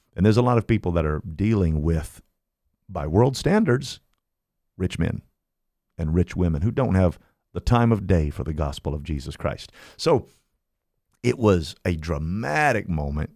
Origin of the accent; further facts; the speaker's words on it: Kokomo, Indiana, United States; moved away as an adult; now in Fort Myers, United States; I'm from Indiana. I am from, um, a little town called Kokomo, Indiana, a very special place